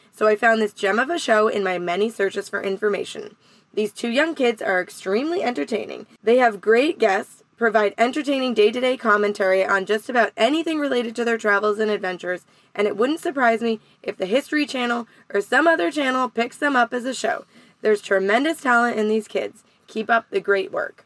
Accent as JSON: {"language": "English", "country": "Canada", "said": "I'm Canadian"}